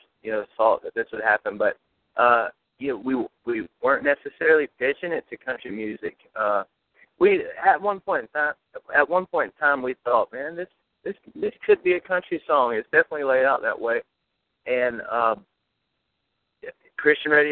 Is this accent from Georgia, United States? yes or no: yes; South Georgia, United States; We come from South Georgia and Texas, and we were raised on gospel music and country music.